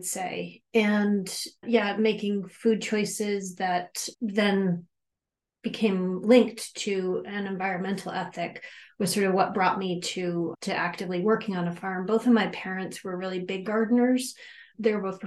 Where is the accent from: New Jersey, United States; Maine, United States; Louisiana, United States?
Maine, United States; near Bangor; now in Freedom, United States; I grew up near Bangor, Maine